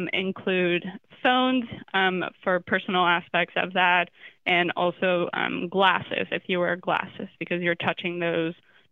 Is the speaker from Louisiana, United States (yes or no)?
no; Florida, United States; Not an expert in that, even though I'm from Florida, sadly.